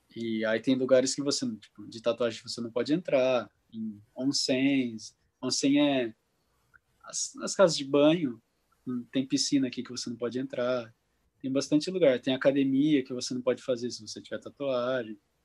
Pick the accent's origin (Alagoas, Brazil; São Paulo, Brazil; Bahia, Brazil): São Paulo, Brazil; interior of; moved away as an adult; now in Japan; a gente é do interior de São Paulo, não é acostumado com frio